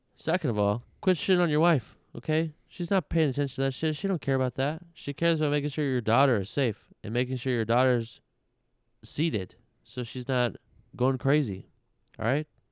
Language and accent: English; Las Vegas, Nevada, United States; growing up in Vegas our whole lives